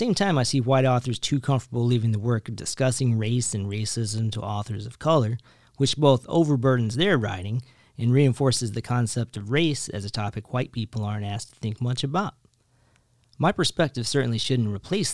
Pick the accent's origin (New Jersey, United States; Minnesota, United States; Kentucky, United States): Kentucky, United States; rural; Growing up in rural Kentucky in the 80s and 90s, I had no black teachers